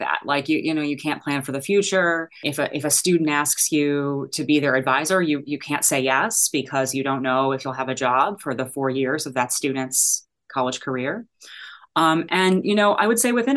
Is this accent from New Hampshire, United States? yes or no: no; Chicago, Illinois, United States; moved away as an adult; also born or lived in Ann Arbor, Michigan; I am from Chicago.